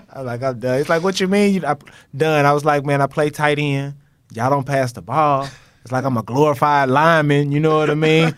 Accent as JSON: {"language": "English", "region": "Texas", "country": "United States", "also_born_or_lived": "Tennessee", "moved": "as an adult", "said": "I'm from Texas"}